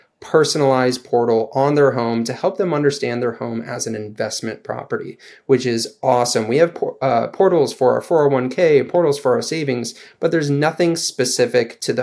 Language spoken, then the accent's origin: English; St. Louis, Missouri, United States; also born or lived in Denver; moved back home to St. Louis